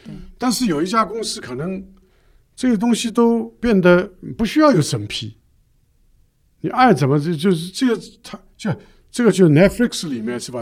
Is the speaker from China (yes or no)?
yes; China; 我们中国人